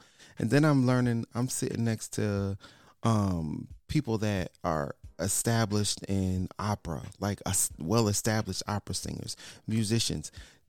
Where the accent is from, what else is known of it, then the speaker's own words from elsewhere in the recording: Connecticut, United States; now in Houston, United States; so we're originally from Connecticut.